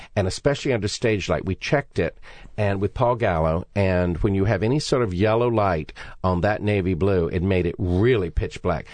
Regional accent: Raleigh, North Carolina, United States; we're both North Carolina kids

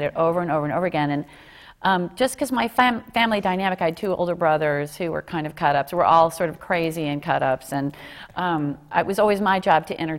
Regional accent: Dallas, Texas, United States; I grew up in Dallas

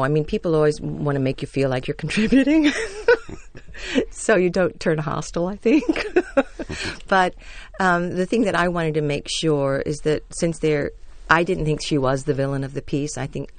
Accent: Fort Worth, Texas, United States; I grew up in Fort Worth, and the Texas gentlemen really do want to be gentlemanly.

